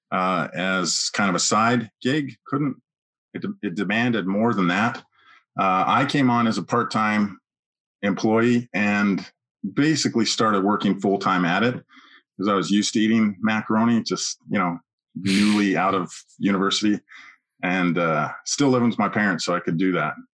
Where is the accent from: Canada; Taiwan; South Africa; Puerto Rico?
Canada; Edmonton, Alberta; now in United States; Yeah, Edmonton, Alberta.